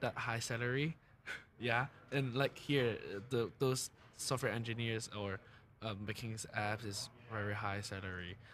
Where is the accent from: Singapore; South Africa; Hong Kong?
Hong Kong; moved away; I'm from Hong Kong